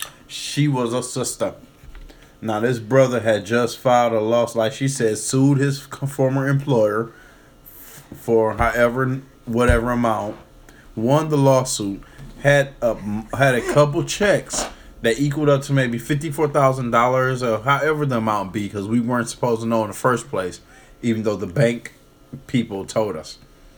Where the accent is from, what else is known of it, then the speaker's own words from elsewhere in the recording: Detroit, Michigan, United States; Like I grew up in Detroit when the motherfucking Kroger was on Michigan and Schaefer.